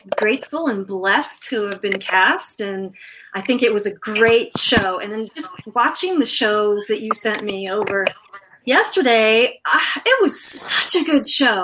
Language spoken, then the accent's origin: English; Massachusetts, United States; I grew up in Massachusetts, so a liberal state, but in a red town